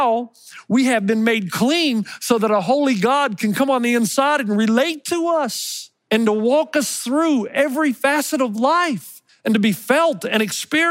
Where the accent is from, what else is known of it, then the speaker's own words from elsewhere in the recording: Elizabethton, Tennessee, United States; that Christmas tree that I grew up with in Elizabeth in Tennessee